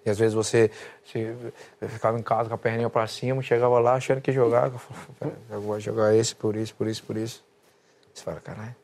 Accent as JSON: {"language": "Portuguese", "country": "Brazil", "moved": "yes", "said": "eu me sinto um brasileiro pra caralho"}